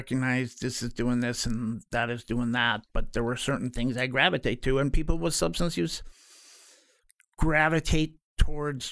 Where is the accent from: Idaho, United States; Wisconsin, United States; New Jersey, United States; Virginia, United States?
Idaho, United States; I started out as a kid with ADHD that wasn't treated except by the Idaho Public School Behavioral Program of just getting hit